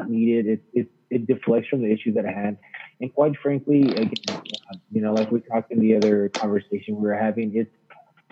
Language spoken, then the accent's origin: English; United States; I'm American